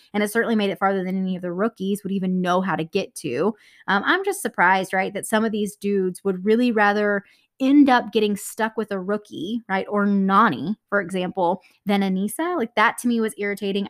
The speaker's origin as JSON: {"language": "English", "region": "Texas", "country": "United States", "said": "I'm from Texas"}